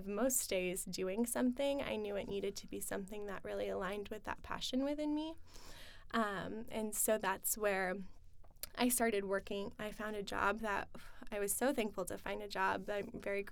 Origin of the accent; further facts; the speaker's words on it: Kearney, Nebraska, United States; moved away as an adult; also born or lived in Lincoln, Nebraska; now in Omaha, United States; I grew up in Kearney